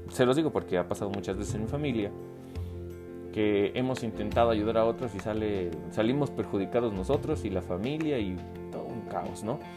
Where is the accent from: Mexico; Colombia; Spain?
Mexico; also born or lived in Puebla; mi papá, mi mamá, mi hermana y yo nos fuimos a vivir a, un estado de aquí de México, porque yo soy de México, eh, que se llama Puebla.